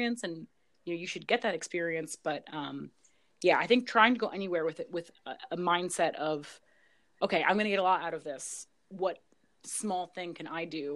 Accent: United States; especially being an American

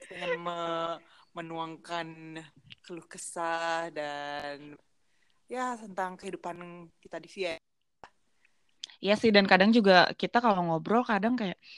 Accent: Bandung, West Java, Indonesia; susah sih soalnya gue orang Batak sebenarnya Batak Karo

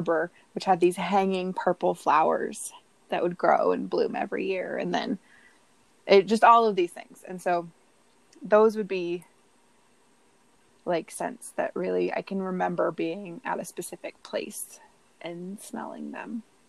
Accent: Southern California, United States; growing up in Southern California, I walked to and from school every day

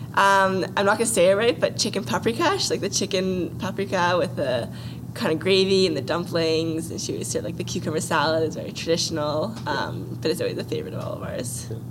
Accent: Vancouver, British Columbia, Canada; I was born and raised in Vancouver

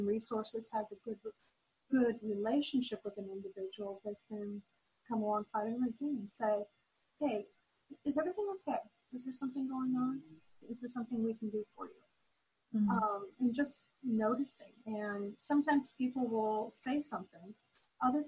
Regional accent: Lincoln, Nebraska, United States; now in Tampa, United States; Lincoln, Nebraska, my hometown

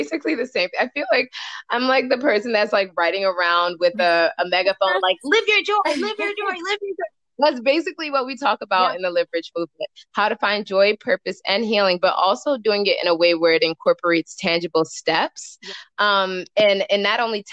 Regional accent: Nigeria; I'm Nigerian

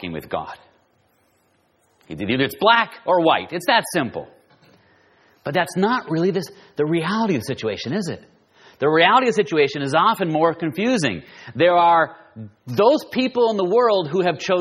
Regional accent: Southern California, United States; I'm from Southern California

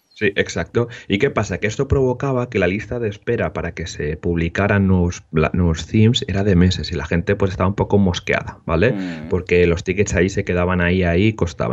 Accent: Molins de Rei, Catalonia, Spain; tenemos Meetup en Molins de Rey, en mi, en mi pueblo de cerca de Barcelona

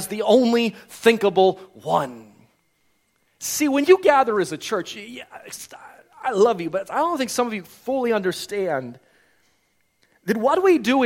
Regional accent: United States; now in Vancouver, Canada; I'm an immigrant from America

